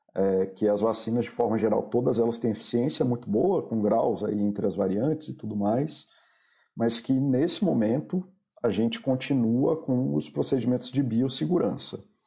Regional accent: Brasília, Federal District, Brazil; Eu sou de Brasília

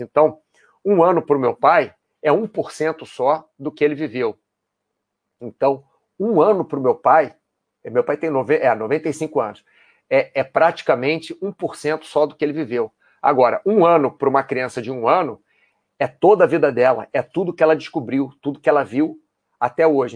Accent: Brazil; also born or lived in United States; now in Spain; não moro no Brasil, eu sou brasileiro, já morei nos Estados Unidos, moro hoje na Espanha

